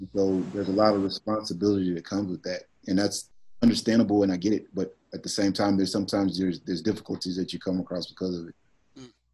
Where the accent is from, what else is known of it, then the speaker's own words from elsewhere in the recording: Dallas, Texas, United States; I'm from Dallas